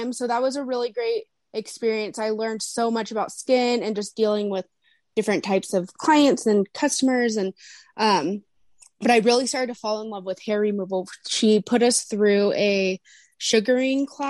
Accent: Huntington Beach, California, United States; moved away as an adult; now in Bend, United States; I'm born and raised in Huntington Beach, California

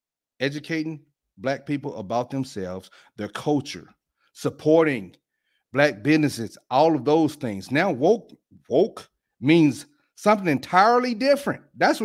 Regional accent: Alabama, United States; I'm from Alabama.

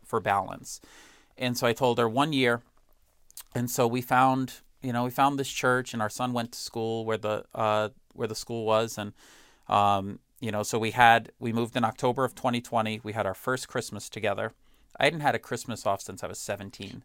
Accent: Boston, Massachusetts, United States; as a Bostonian

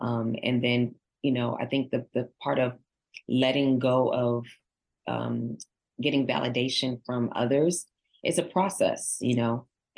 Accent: Nigeria; I'm Nigerian, so I always think of my African-American as my brothers and sisters.

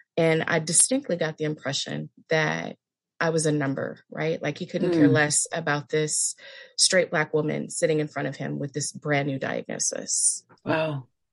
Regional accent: California, United States; now in Palm Springs, United States; I am in Palm Springs, California. California girl my entire life. I moved to Palm Springs a couple years ago

